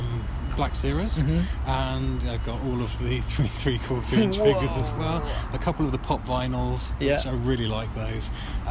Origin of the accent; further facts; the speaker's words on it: England, United Kingdom; we're English